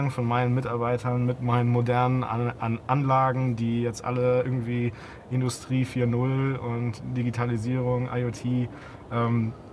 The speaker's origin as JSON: {"language": "German", "region": "Hamburg", "country": "Germany", "said": "Ähm, ja, als Hamburger."}